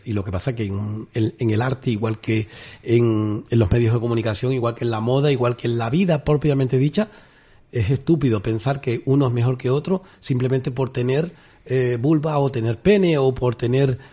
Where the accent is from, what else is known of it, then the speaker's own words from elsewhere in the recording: Canary Islands, Spain; nuestra canariedad